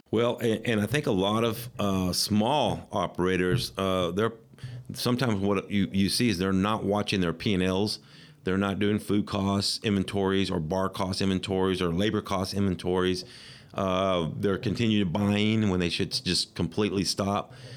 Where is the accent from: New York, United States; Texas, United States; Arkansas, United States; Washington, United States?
Texas, United States; Midland; this is my hometown